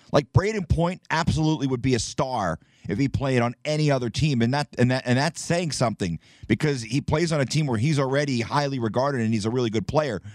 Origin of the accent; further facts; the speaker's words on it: New Jersey, United States; I'm from New Jersey. I grew up a New Jersey Devils fan